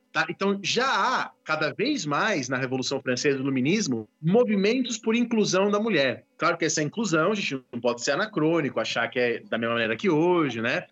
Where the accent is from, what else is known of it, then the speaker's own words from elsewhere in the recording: São Paulo, Brazil; eu sou de São Paulo